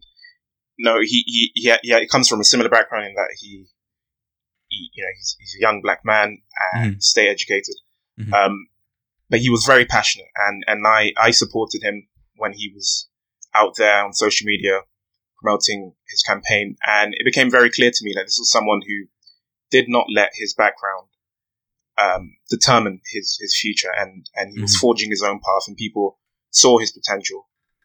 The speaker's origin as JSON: {"language": "English", "region": "London", "country": "United Kingdom", "tie": "born or raised there", "said": "I grew up in Harrow Road. On Harrow Road, it's in West London."}